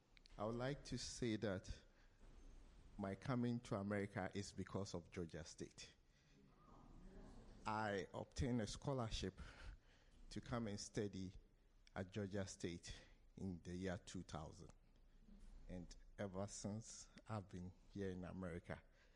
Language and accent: English; Ghana; I came from Ghana.